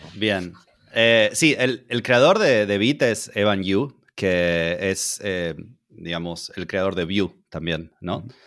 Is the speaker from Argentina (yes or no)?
yes; Argentina; now in Hungary; soy argentino. Ahora estoy viviendo en, en, Hungría